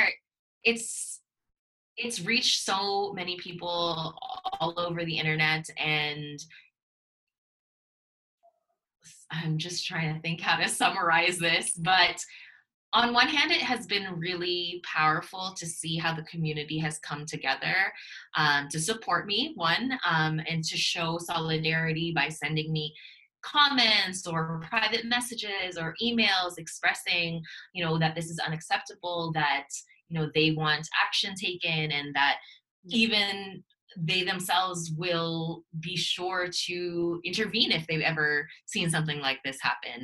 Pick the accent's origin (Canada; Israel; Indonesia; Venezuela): Canada; also born or lived in Toronto; I'm from Canada, I'm in Toronto